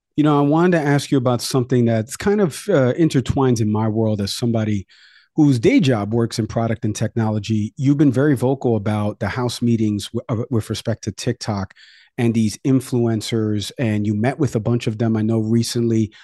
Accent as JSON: {"language": "English", "region": "New York", "country": "United States", "moved": "yes", "said": "my home state in New York"}